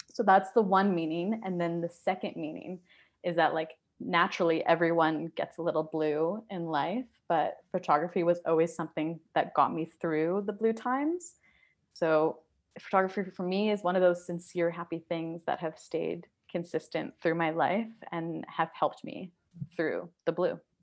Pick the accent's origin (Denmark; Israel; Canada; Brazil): Canada; Surrey, British Columbia; also born or lived in East Vancouver; now in Vancouver, Canada; I live in East Vancouver, but I grew up in Surrey.